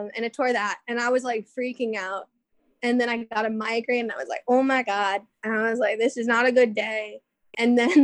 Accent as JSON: {"language": "English", "town": "New York City", "region": "New York", "country": "United States", "tie": "born or raised there", "also_born_or_lived": "Ohio", "said": "I was born in Ohio, but grew up in New York City"}